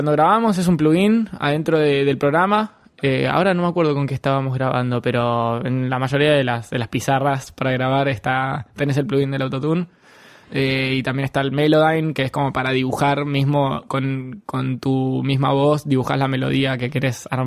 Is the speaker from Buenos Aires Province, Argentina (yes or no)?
yes; Lanús, Buenos Aires Province, Argentina; also born or lived in San Martín / Escobar / Colegiales; yo soy de Lanús, y he vivido por todos lados.